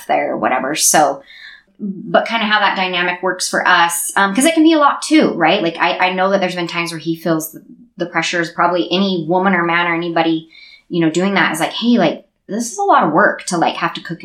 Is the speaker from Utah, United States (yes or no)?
yes; Sandy, Utah, United States; I grew up in Sandy